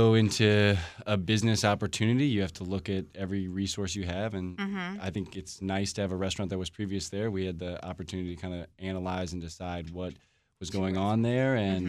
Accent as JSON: {"language": "English", "town": "Washington", "region": "District of Columbia", "country": "United States", "tie": "born or raised there", "said": "I grew up in Washington, D.C., a couple blocks"}